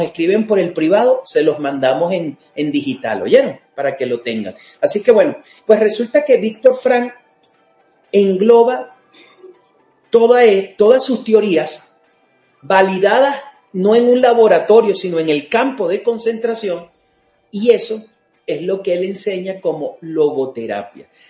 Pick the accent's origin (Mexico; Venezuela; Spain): Venezuela; muchos los que somos venezolanos